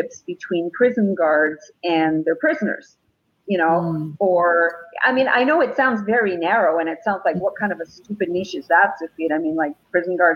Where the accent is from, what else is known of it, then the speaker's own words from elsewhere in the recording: Jerusalem, Jerusalem District, Israel; I was born in Jerusalem